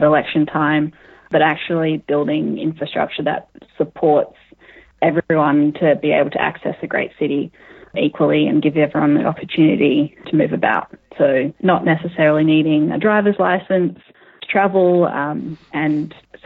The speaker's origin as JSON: {"language": "English", "region": "Western Australia", "country": "Australia", "tie": "born or raised there", "said": "I grew up in Western Australia"}